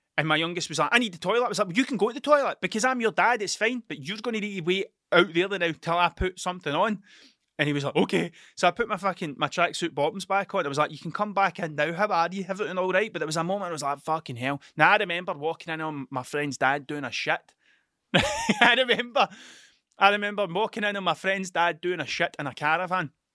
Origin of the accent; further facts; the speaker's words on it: Scotland, United Kingdom; accent: Scottish; my Scottish accent